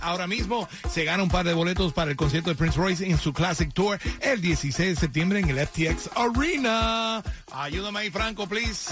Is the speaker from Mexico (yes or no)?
no; Cuba; now in United States; Nosotros somos cubichis